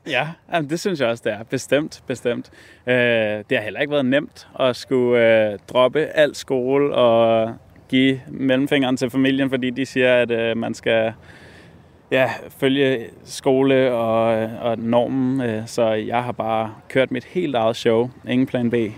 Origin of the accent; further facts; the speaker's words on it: Capital Region of Denmark, Denmark; den natur, som jeg kender og groet op ved